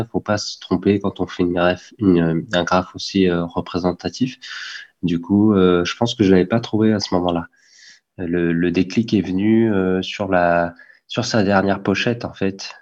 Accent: Caen, Normandy, France; on vient de Caen

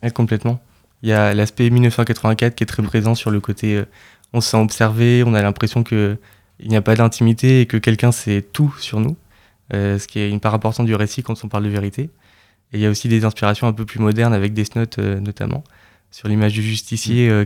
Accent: Caen, Normandy, France; also born or lived in Lyon; je suis originaire de Caen

